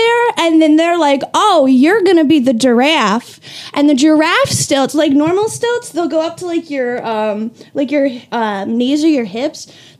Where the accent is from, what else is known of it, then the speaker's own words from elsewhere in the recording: Campbellsville, Kentucky, United States; moved away; also born or lived in Cincinnati; I'm from Campbellsville, Kentucky.